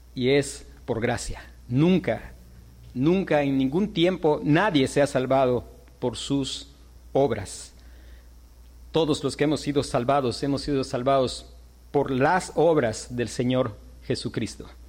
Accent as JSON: {"language": "Spanish", "region": "Yucatán", "country": "Mexico", "said": "como nosotros, yucatecos, mexicanos"}